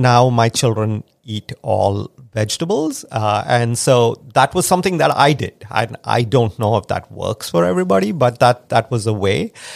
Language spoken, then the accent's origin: English; India; now in United States; I grew up in India